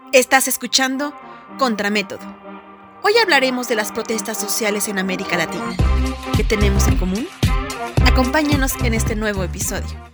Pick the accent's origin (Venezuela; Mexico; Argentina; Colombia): Colombia; nosotros desde Colombia